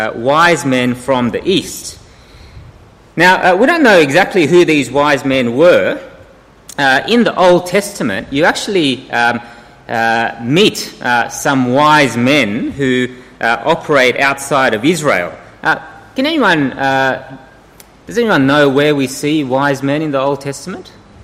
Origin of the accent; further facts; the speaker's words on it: South Korea; born there; I was born in 1970 in Korea.